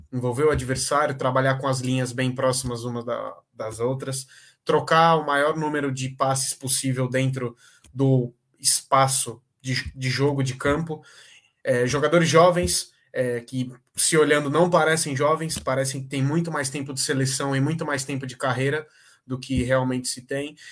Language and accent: Portuguese; Brazil; falando como brasileiro